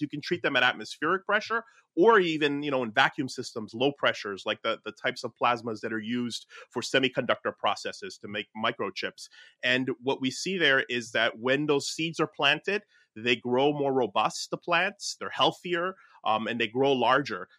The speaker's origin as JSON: {"language": "English", "town": "Newark", "region": "New Jersey", "country": "United States", "tie": "born or raised there", "said": "my hometown of like Newark, New Jersey"}